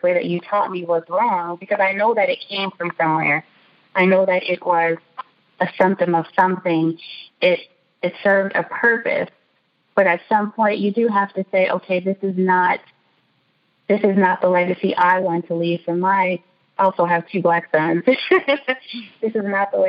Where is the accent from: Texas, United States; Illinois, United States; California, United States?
Illinois, United States; Chicago; the house that we grew up in Chicago